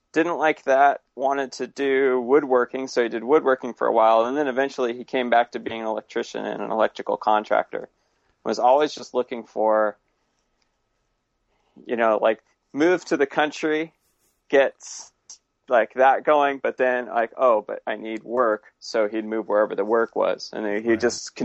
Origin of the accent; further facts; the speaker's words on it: California, United States; also born or lived in Santa Ana; now in Portland, United States; No, I was born in Southern California and raised in Northern California.